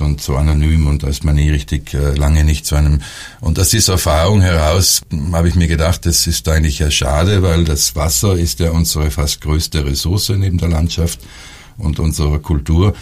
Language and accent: German; South Tyrol, Trentino-Alto Adige, Italy; bei uns Südtirolern